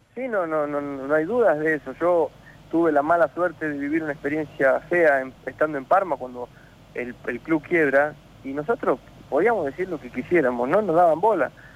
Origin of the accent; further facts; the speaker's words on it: La Pampa, Argentina; moved away as an adult; also born or lived in Italy; estoy en, mi pueblo acá en La Pampa